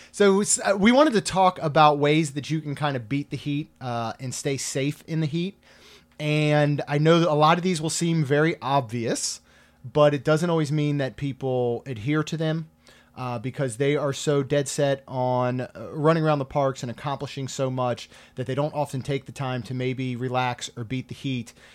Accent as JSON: {"language": "English", "region": "Maryland", "country": "United States", "tie": "born or raised there", "moved": "yes", "lives_now": "Florida, United States", "said": "I grew up in Maryland"}